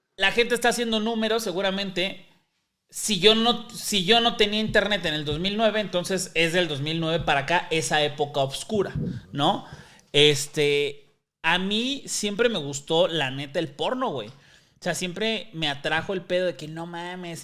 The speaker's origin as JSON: {"language": "Spanish", "region": "Mexico City", "country": "Mexico", "tie": "born or raised there", "also_born_or_lived": "Roma, Mexico City", "said": "Yo crecí en Iztapalapa"}